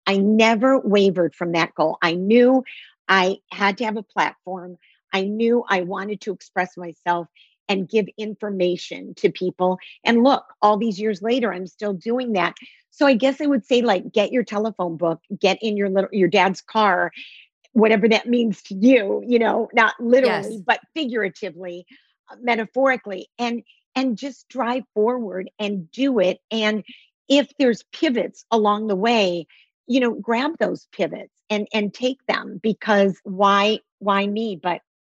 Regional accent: Detroit, Michigan, United States; moved away; I was raised in Detroit

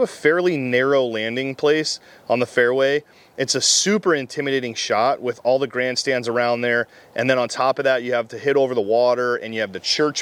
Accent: Scottsdale, Arizona, United States; also born or lived in Nashville, Tennessee; I grew up here in Scottsdale

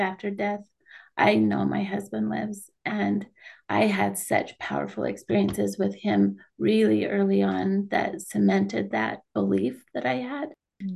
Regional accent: Kaysville, Utah, United States; also born or lived in St. George, Utah; I grew up in Kaysville, Utah

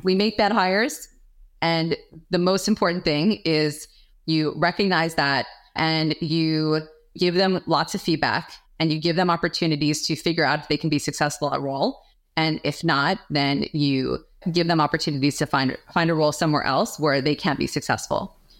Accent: New York, United States; moved away; I'm from New York, originally

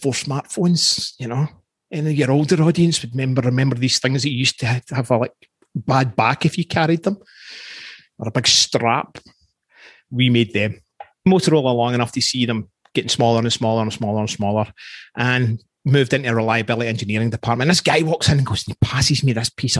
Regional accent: Scotland, United Kingdom; accent: Scottish; moved away as an adult; now in Canada; I'm 19, growing up in Scotland, lower socioeconomic background.

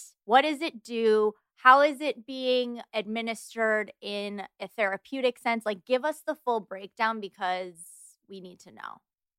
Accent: Detroit, Michigan, United States; I'm from Detroit, so there was like a whole Detroit raver scene

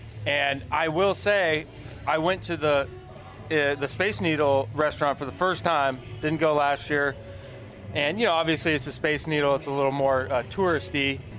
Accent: Valencia, California, United States; moved away as an adult; now in Seattle, United States; Valencia, California, where I was born and raised. And my parents are still there

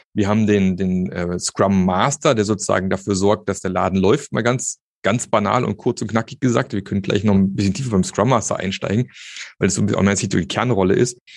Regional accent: Germany; wir als Deutsche

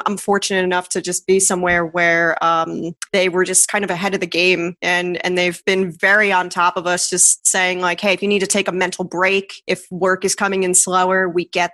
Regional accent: New Jersey, United States; moved away as an adult; also born or lived in New York City; now in Los Angeles, United States; I grew up in Jersey

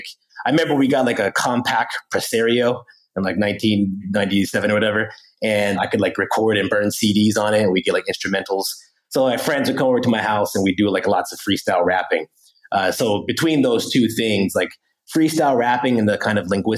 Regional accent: Harrisburg, Pennsylvania, United States; moved away; I'm born and raised in Harrisburg, Pennsylvania

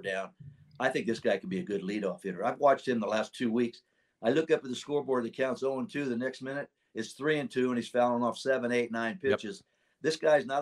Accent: Sacramento, California, United States; I know Dusty, we grew up together in Sacramento

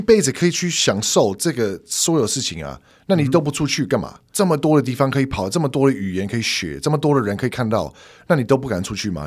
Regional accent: northeastern Pennsylvania, United States; Chinese is a second language; moved away as an adult; now in Taiwan; 美国的宾州，东北部

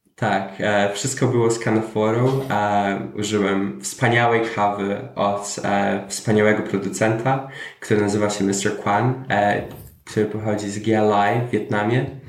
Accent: Ireland; moved away as an adult; also born or lived in Poland; now in Germany; dorastałem w Irlandii. Um od 10 roku życia

